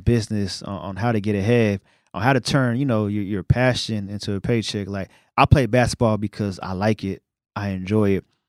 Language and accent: English; New York City, New York, United States; now in Dallas, United States; I'm from Brooklyn